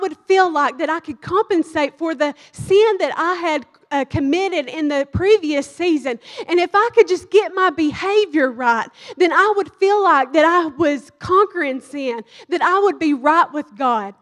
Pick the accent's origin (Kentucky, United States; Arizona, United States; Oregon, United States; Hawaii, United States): Kentucky, United States; moved away as an adult; now in Dallas, United States; I'm from Kentucky